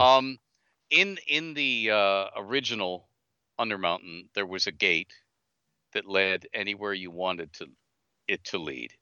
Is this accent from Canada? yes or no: yes; Canada; I'm Canadian.